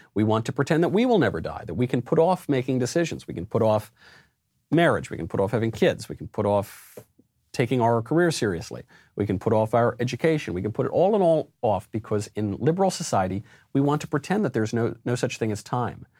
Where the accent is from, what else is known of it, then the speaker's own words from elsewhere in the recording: New York, United States; also born or lived in Los Angeles; I'm a New Yorker